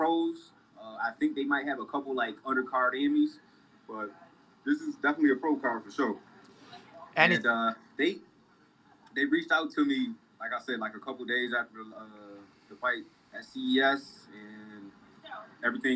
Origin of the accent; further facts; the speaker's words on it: Rochester, New York, United States; I'm from Rochester, man. We not that far away from Canada, Niagara Falls